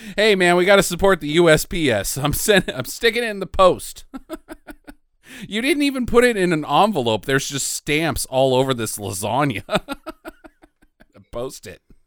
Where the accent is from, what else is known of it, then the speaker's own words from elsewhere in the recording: United States; I'm an American